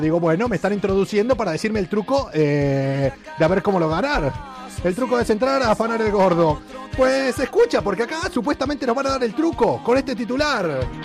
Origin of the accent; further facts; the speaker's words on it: Argentina; moved away; also born or lived in Buenos Aires; Cuando yo digo que soy de Argentina, me preguntan todos si soy de Buenos Aires, que viví ahí